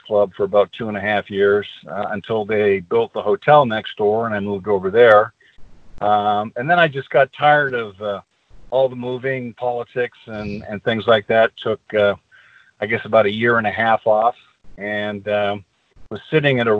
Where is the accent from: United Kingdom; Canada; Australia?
Canada; moved away as an adult; also born or lived in Montreal, Quebec / Ontario / Alberta / British Columbia; I was born in Montreal, Quebec, Canada, in 1954.